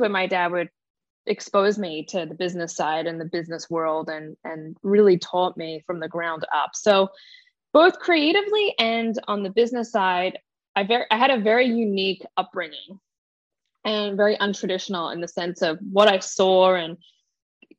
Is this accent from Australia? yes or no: yes; Australia; I grew up in Australia